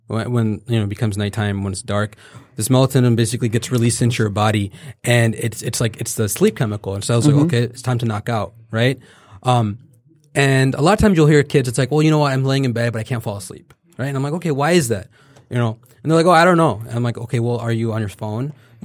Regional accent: the South, United States; Oh, I love grits. I'm from the South, okay?

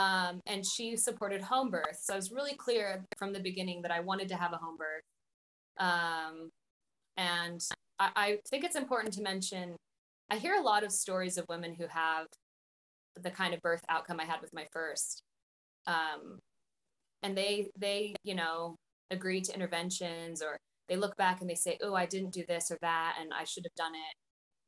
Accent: Idaho, United States; moved away as an adult; also born or lived in Spain; now in New Zealand; I am from Idaho originally, and I was living in Spain teaching English

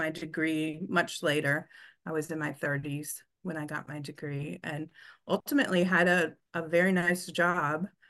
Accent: Des Moines, Iowa, United States; moved away as an adult; now in Southern California, United States; I was born in Des Moines, Iowa

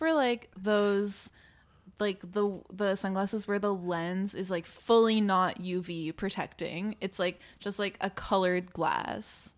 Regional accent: New Brunswick, Canada; I grew up in New Brunswick

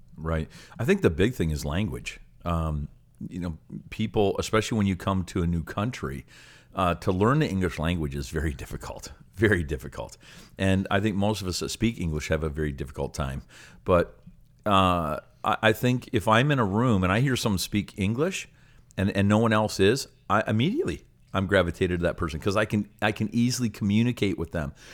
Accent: Canada; I'm a proud Canadian, and when I go to other places, um, I, I love to let people know that I'm Canadian

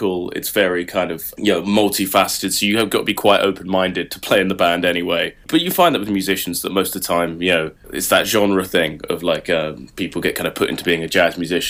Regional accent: Saffron Walden, East of England, United Kingdom; moved away as an adult; now in Leeds, United Kingdom; I'm actually from not far from Cambridge. I'm actually from Saffron Walden

